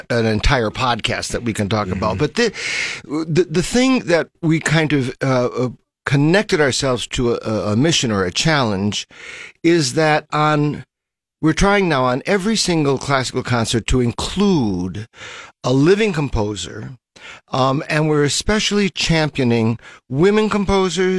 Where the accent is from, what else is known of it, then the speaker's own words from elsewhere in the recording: Scranton, Pennsylvania, United States; moved away as an adult; also born or lived in Philadelphia / Chesapeake Bay area; on the East Coast where I grew up is outside of Scranton, PA